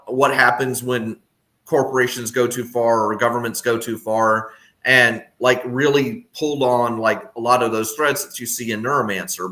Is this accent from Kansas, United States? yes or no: no; Texas, United States; I grew up in Texas